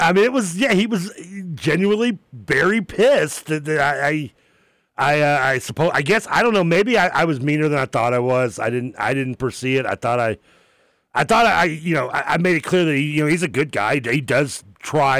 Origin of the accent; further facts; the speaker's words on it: United States; born and raised here